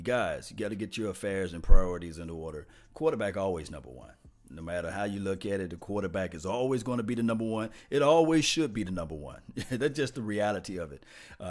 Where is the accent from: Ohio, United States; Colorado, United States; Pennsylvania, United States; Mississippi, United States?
Mississippi, United States; from the dirts and the bottoms of Mississippi. That's where I'm from